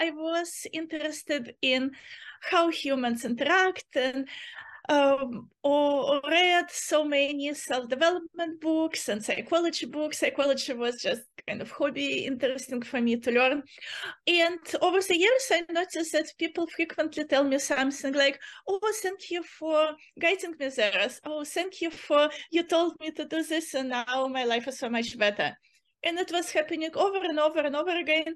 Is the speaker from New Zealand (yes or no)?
no; Uzbekistan; moved away as an adult; also born or lived in Nevada; now in Chico, United States; I'm originally from Uzbekistan